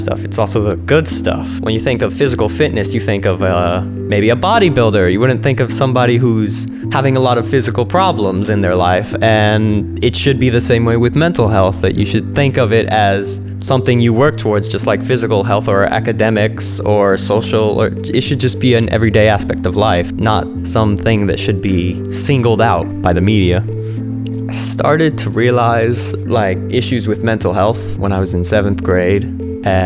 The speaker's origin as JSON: {"language": "English", "town": "San Juan", "country": "Puerto Rico", "said": "I'm 17 and I'm from San Juan, Puerto Rico"}